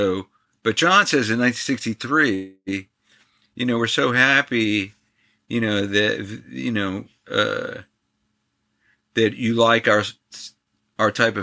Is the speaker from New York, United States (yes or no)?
yes; New York, United States; I grew up in New York